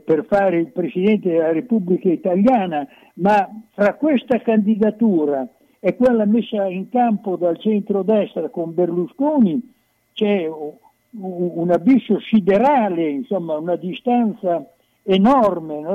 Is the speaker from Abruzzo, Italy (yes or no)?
no; Bologna, Emilia-Romagna, Italy; da emiliano, da bolognese